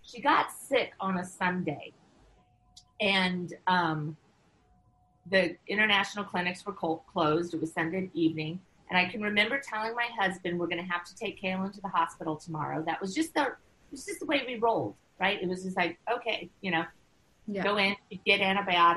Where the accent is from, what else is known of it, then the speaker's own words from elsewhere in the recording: United States; moved away as an adult; also born or lived in China; I was living in China, you know, which was challenging as an American